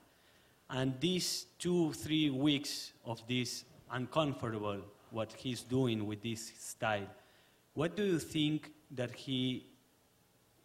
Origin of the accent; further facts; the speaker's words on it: Argentina; moved away; I'm from Argentina.